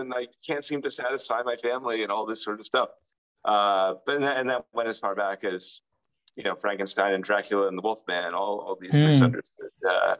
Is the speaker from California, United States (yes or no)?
no; Rhode Island, United States; Well, I grew up in Rhode Island, which is in the northeast part of the United States, and it was very, very rural. So it was, I grew up deep in the woods with my grandparents.